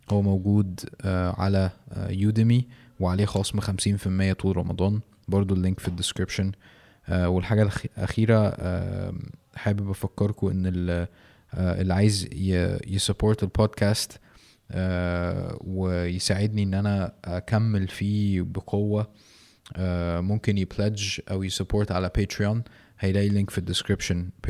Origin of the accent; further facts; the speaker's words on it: Mansoura, Dakahlia, Egypt; ما انا برضو من المنصورة تقريبا ورحت مر مرتين مثلا ولا حاجة